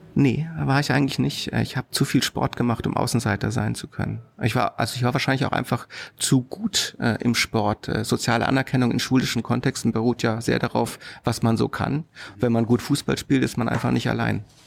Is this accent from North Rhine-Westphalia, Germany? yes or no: no; Karlsruhe, Baden-Württemberg, Germany; Ich bin in Karlsruhe groß geworden, hm. also in Süddeutschland